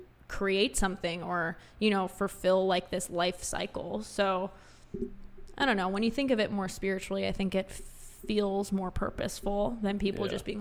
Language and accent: English; Florida, United States; growing up in Florida